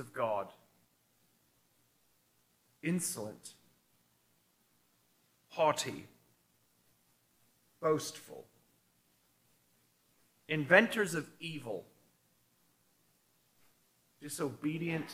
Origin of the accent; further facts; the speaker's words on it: United States; now in Australia; in my home country of America